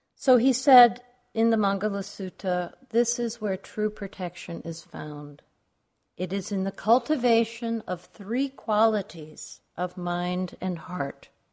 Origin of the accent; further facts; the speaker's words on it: New York, United States; now in Arizona, United States; I grew up in New York